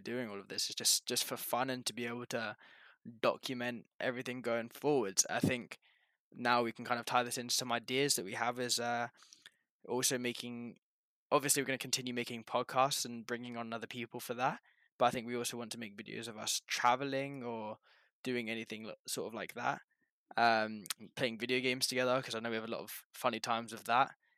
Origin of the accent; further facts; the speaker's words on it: England, United Kingdom; now in Canada; I'm originally from England, I now live in Canada, but big up the G U one four still